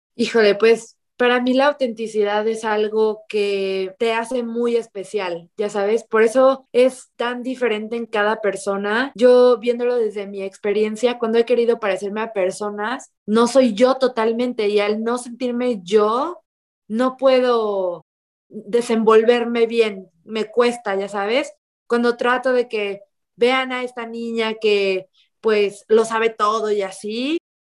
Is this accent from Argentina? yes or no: no; Mexico; yo vengo de un lugar chiquito, soy de México